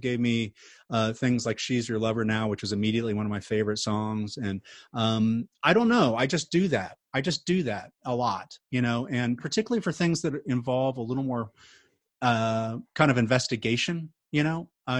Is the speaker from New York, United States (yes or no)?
no; Tulsa, Oklahoma, United States; I grew up in Tulsa, home of the Bob Dylan Archives.